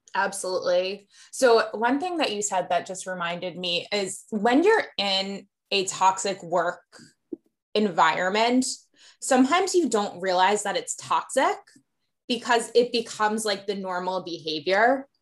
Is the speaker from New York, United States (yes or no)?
yes; Westchester, New York, United States; moved away as an adult; also born or lived in Atlanta; I grew up in Westchester